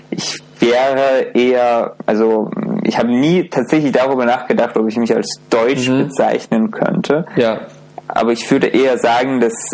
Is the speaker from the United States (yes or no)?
no; Baku, Azerbaijan; German is a second language; now in Cologne, Germany; Aber meine Herkunft ist aus Aserbaidschan, ja, aus einer relativ kleinen Stadt mhm. in Baku.